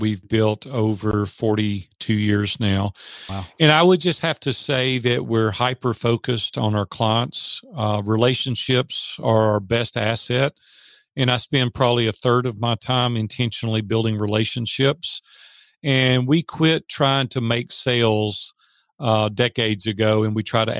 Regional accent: Nashville, Tennessee, United States; I was raised in Nashville, Tennessee, three generations deep here, so I love Nashville

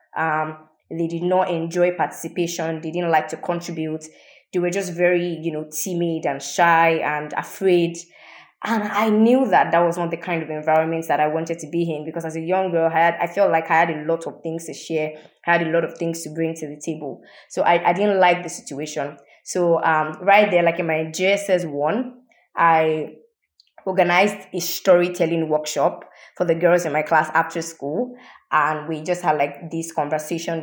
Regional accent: Ibadan, Oyo, Nigeria; I grew up in Ibadan. Um, Ibadan is in the southwest of Nigeria

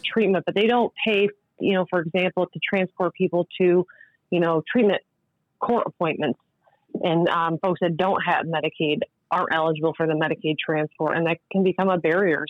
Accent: Tully, New York, United States; I'm actually from Tully, and I, I also went to the rehab in Tully

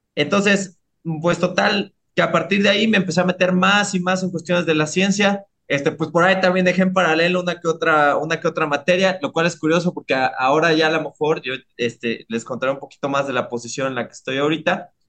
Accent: Mexico City, Mexico; yo, yo soy de Iztapalapa para el mundo, ¿no? Entonces, este, yo soy de, de, de Iztapalapa la Bella, de Iztapajud, el Bronx de la Ciudad de México

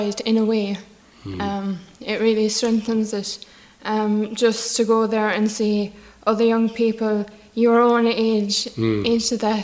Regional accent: Abbeyfield, Ireland; I'm from Abbeyfield.

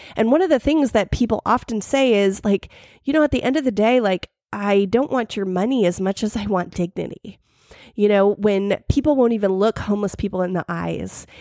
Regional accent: United States; I am so American

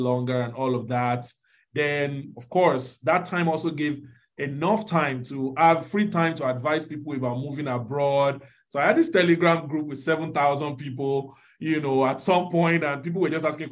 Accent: Nigeria; moved away as an adult; now in United States; many of us growing up in Nigeria

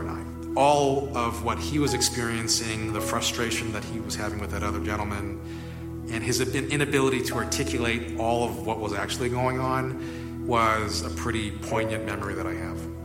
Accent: Hawaii, United States; I was uh, born and raised in Hawaii

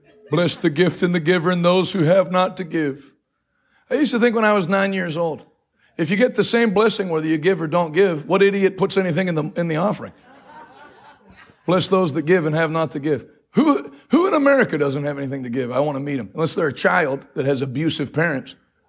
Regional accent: New England, United States; I grew up preaching in New England.

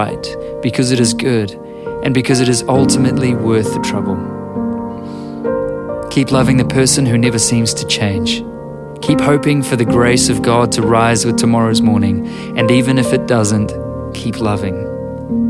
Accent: New Zealand

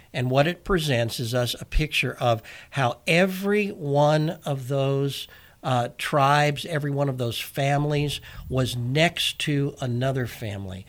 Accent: United States; I'm an American

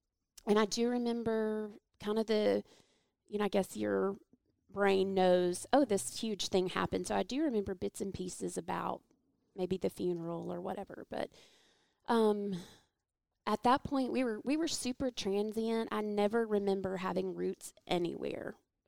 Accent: Atlanta, Georgia, United States; born there; Okay. Well, I was born in Atlanta.

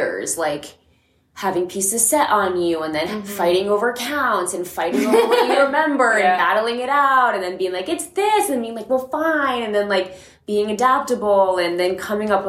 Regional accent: Massachusetts, United States; moved away; I'm from Massachusetts. I grew up at a comp studio there

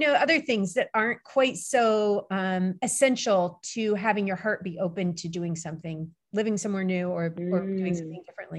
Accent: Turkey; because I grew up in Turkey going to the Kapalı Çarşı in Istanbul.

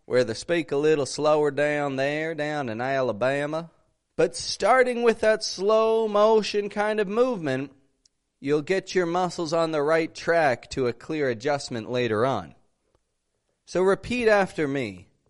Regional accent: Toronto, Ontario, Canada; accent: North American; I'm an accent coach from Canada, from Toronto

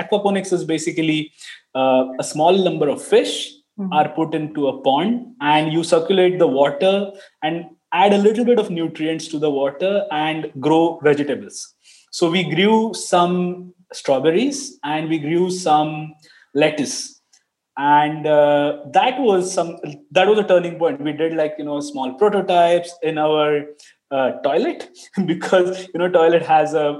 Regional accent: Pune, Maharashtra, India; also born or lived in Finland; I come from India, a Pune city, which is about 200 kilometers from Mumbai

